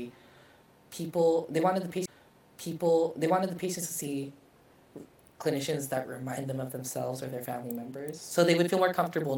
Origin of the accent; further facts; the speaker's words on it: Vallejo, California, United States; also born or lived in Japan; Vallejo, California, close to San Francisco.